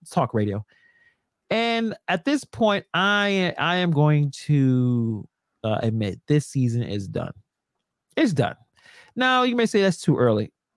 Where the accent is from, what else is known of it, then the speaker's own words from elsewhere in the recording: Brooklyn, New York, United States; I'm from Brooklyn, born and raised